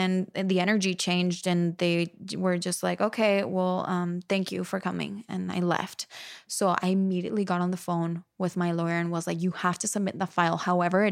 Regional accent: Monterrey, Nuevo León, Mexico; moved away as an adult; also born or lived in New York; 2 hours from my hometown in Mexico

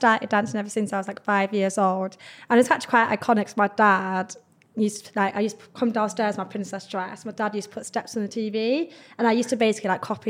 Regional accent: Yorkshire and the Humber, United Kingdom; now in London, United Kingdom; I'm from Yorkshire, and I live in London.

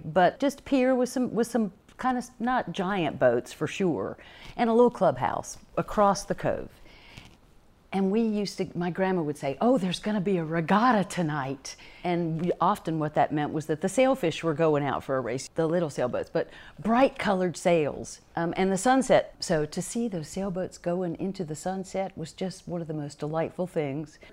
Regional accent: Charlotte, North Carolina, United States; I was born in Charlotte, North Carolina

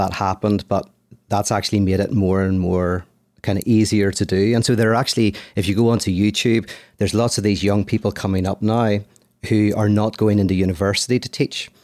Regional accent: Belfast, Northern Ireland, United Kingdom; now in Los Angeles, United States; I'm from Ireland, from Belfast, live in Los Angeles

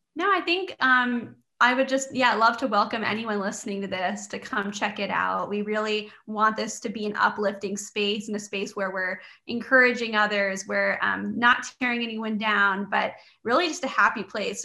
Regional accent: Canada; I was born and raised in Canada

